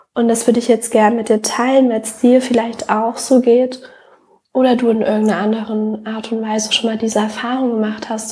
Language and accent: German; Germany; wenn wir jetzt Deutschland nehmen, ich bin auf dem Dorf aufgewachsen